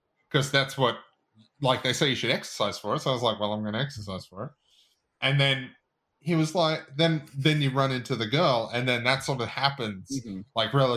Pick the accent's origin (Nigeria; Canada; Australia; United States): Australia; we're Australian